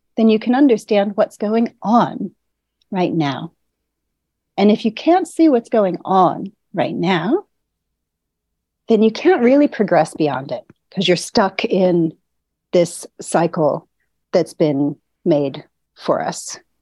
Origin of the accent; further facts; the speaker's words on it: St. Louis, Missouri, United States; moved away as an adult; also born or lived in New Orleans; now in Austria; I was born in St. Louis